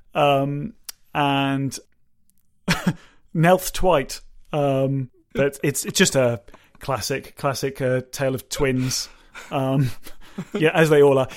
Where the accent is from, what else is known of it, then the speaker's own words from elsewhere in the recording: United Kingdom; we're British